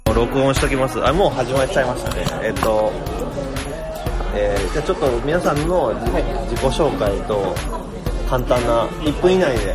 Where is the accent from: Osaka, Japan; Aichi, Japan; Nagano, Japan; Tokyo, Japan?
Aichi, Japan; Toyohashi; moved away; 僕の地元の愛知県豊橋にある釣り具屋さん